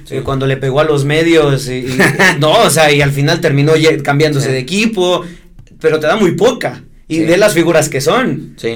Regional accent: Mexico; nosotros como mexicanos

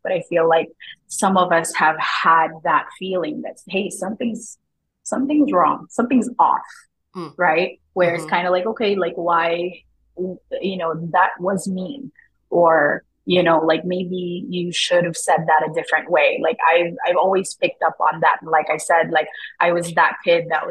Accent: Glendale, California, United States; moved away as an adult; also born or lived in Tondo, Manila, Philippines; now in Canada; I'm from Glendale, California.

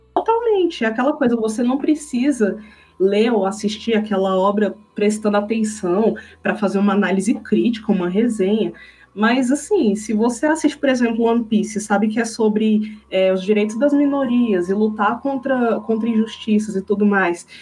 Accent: Brasília, Federal District, Brazil; aqui na minha cidade, Brasília, né, eu sou de Brasília

